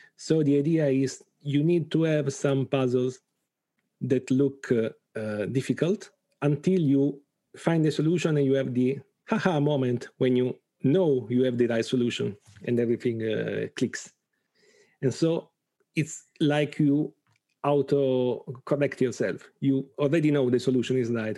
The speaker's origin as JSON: {"language": "English", "town": "Bari", "region": "Apulia", "country": "Italy", "said": "from Italy, from Bari, a small, a, a town in Apulia, in the south of Italy."}